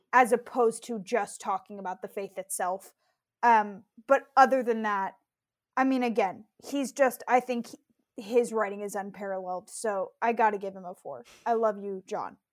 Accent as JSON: {"language": "English", "region": "California", "country": "United States", "tie": "born or raised there", "said": "I grew up in California."}